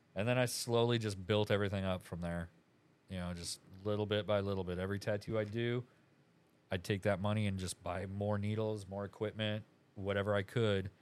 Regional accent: Aberdeen, South Dakota, United States; moved away; I'm from Aberdeen, South Dakota

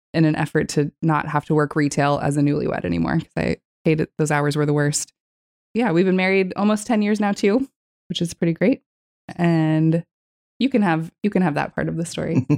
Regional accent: California, United States; moved away; also born or lived in Texas; I was born in Texas and actually primarily grew up in California. I lived in California from the age of ten until I was nineteen

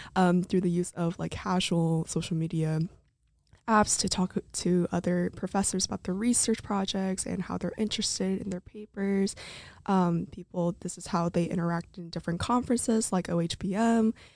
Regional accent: Santa Clarita, California, United States; moved away; I'm from Santa Clarita, California

